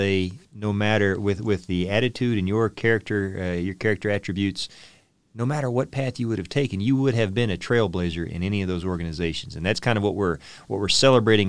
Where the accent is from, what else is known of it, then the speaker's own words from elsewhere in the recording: Oklahoma, United States; I'm from Oklahoma.